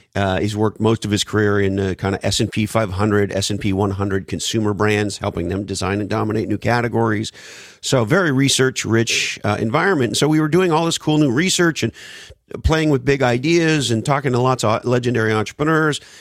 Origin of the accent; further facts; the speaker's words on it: Montreal, Quebec, Canada; moved away; I grew up in the East Coast, Montreal, Canada